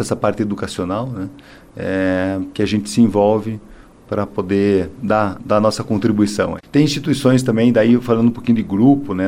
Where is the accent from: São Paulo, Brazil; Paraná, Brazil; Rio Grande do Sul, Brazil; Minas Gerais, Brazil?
Paraná, Brazil; Curitiba; a gente é curitibano